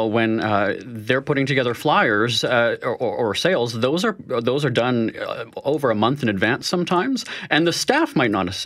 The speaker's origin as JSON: {"language": "English", "country": "Canada", "said": "polite, being Canadian, I guess we could also say"}